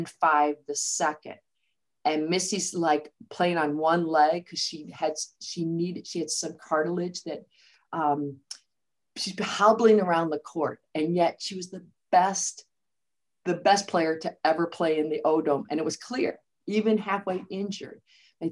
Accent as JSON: {"language": "English", "area": "just outside Chicago", "region": "Illinois", "country": "United States", "also_born_or_lived": "West Lafayette, Indiana / Ames, Iowa / Florida", "moved": "as an adult", "said": "I'm from originally just outside Chicago"}